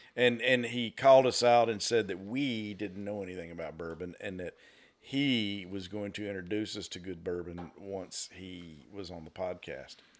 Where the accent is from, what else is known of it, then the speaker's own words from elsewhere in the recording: Northwest Georgia, United States; born and raised in Northwest Georgia